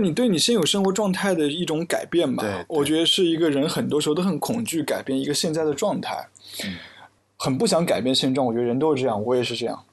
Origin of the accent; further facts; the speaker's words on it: Hefei, Anhui, China; now in Hong Kong; 我的家乡合肥